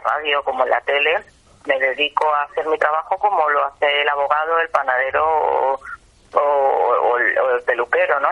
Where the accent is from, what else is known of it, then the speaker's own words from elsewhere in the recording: Salorino, Extremadura, Spain; moved away; also born or lived in Madrid; Soy de un pueblo que se llama Salorino.